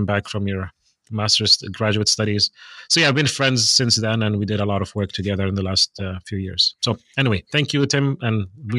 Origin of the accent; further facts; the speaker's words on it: Beit Sahur, West Bank, Palestine; also born or lived in Jerusalem; now in United States; So I grew up as a pastor's kid in Beit Sahur within the Bethlehem area. And then lived a lot of my time in Palestine and also in the U.S. I was raised briefly in the U.S. and I have been living back and forth between Palestine